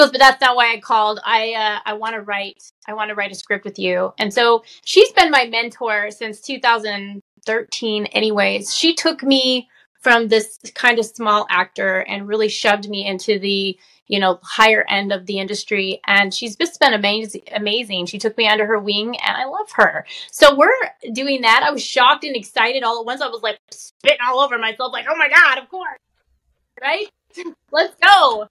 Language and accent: English; Utah, United States; now in California, United States; I'm originally from Utah. I live in California now